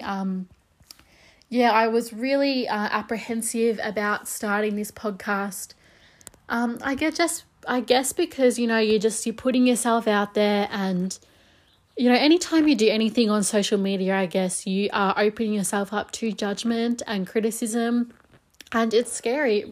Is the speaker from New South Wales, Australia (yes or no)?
no; Melbourne, Victoria, Australia; I'm from Melbourne, Australia